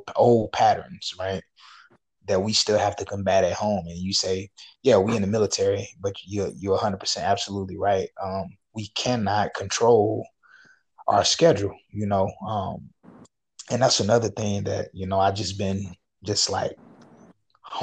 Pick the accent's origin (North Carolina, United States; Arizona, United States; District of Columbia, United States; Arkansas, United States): Arkansas, United States; Little Rock; I'm from Arkansas, you know, Little Rock.